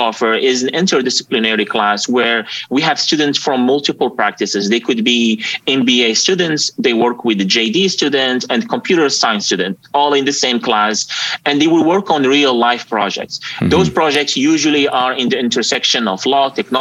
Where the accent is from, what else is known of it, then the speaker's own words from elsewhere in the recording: Morocco; moved away as an adult; now in United States; I'm originally from Morocco, so I moved to the US in 2017 after I won a green card lottery.